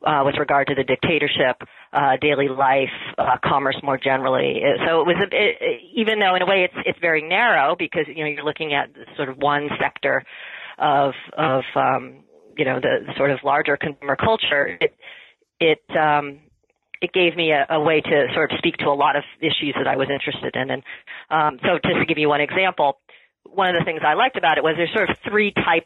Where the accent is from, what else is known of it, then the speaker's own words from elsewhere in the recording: Massachusetts, United States; moved away as an adult; also born or lived in Pennsylvania / Rhode Island; now in Canada; I was born in Massachusetts.